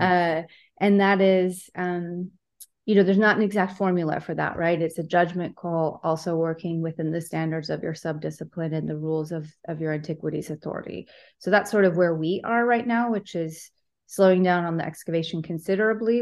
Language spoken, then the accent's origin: English; Southern California, United States; moved away; I'm from Southern California, so it was a place that we could go on field trips